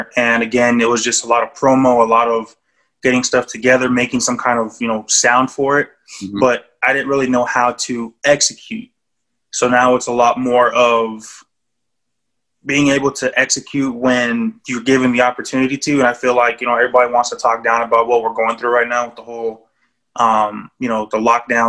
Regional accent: Japan; born there; And then Dynasty coming from the fact that I was born in Japan.

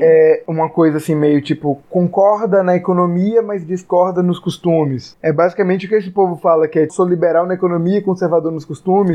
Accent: Salvador, Bahia, Brazil; nós somos de Salvador, uma cidade que não teve segundo turno

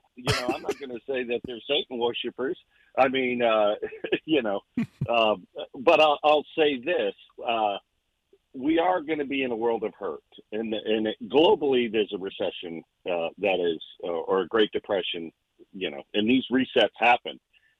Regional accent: North Carolina, United States; I came from North Carolina.

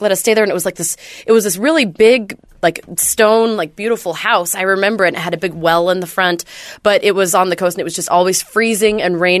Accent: Whidbey Island, Washington, United States; when I grew up on Whidbey Island, our power would go out all the time.

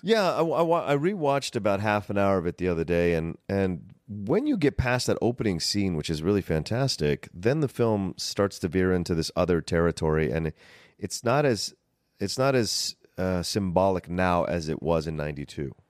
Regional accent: Southern Virginia, United States; moved away as an adult; also born or lived in Woodbridge, Virginia; now in Los Angeles, United States; Growing up in Virginia, Southern Virginia, people were very courteous

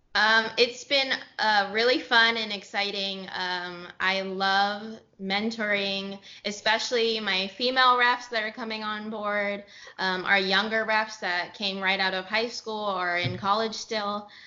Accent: San Jose, California, United States; moved away as an adult; also born or lived in Los Gatos, California / Santa Barbara, California / Dallas, Texas; I grew up in California. I am originally from San Jose, and then I went to high school in Los Gatos High

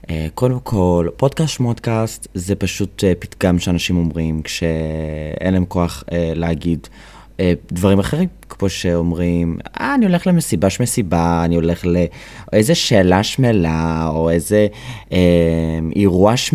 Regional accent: Kadima, Central District, Israel; also born or lived in United States; now in Tel Aviv, Israel; אני עליתי לארץ בגיל 13 מארצות הברית, ולכן יש לי קצת מפתע. אה, אולי כי אני הומו גם, אני לא יודע. זה עוד פרט עליי שעכשיו גיליתם. אה, וגדלתי בקדימה ובאבן יהודה, שזה במושבים כזה ליד נתניה.

